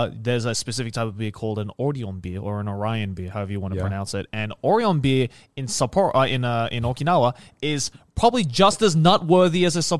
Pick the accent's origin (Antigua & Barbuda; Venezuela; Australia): Australia; born or raised there; now in Japan